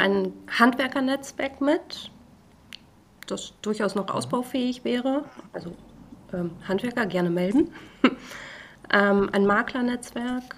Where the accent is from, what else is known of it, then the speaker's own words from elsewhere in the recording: the North, Northern Germany, Germany; ein Nordlicht